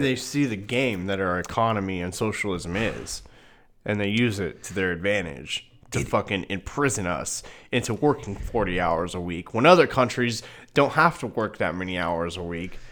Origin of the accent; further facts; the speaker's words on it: Newton, Iowa, United States; I'm from Newton, thirty miles east of you